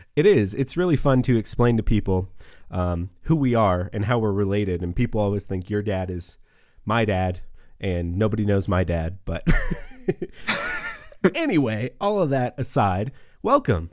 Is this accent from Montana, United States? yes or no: yes; Northeast Montana, United States; moved away as an adult; also born or lived in Oklahoma City / Texas; now in Wyoming, United States; I grew up in Northeast Montana as well, small town, uh, three thousand people